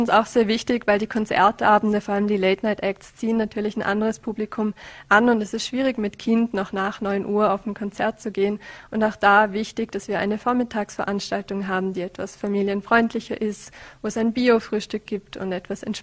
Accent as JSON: {"language": "German", "region": "Vorarlberg", "country": "Austria", "lives_now": "Vienna, Austria", "said": "Also ich komme eher aus der Region, ich kannte das Pulver Festival lang und studiere seither in Wien und habe das dann irgendwie als Werbung gesehen und dachte mir, hm, nett, das ist ja eh bei mir zu Hause"}